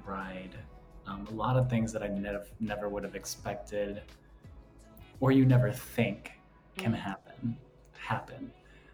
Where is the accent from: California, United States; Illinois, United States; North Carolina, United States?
Illinois, United States; Pekin; I'm from Central Illinois, Pekin, Illinois, to be exact